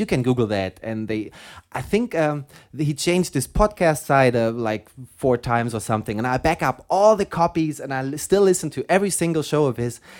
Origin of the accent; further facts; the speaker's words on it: Germany; accent: German; English is a second language; my German accent